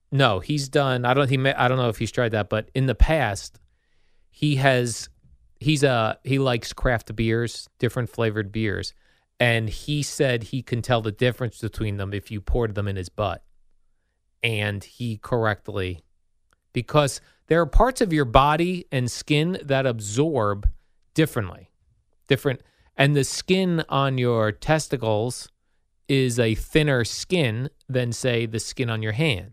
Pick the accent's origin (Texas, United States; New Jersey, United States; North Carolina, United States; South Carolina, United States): New Jersey, United States; Jersey City; I was born in Jersey City, so we're both, uh, city guys